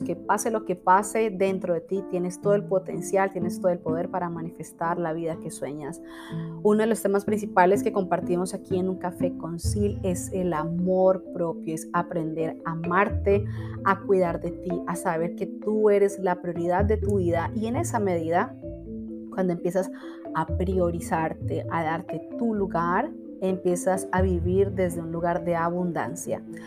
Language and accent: Spanish; Cali, Valle del Cauca, Colombia; Cali, Colombia, que es mi ciudad natal, amo mi país.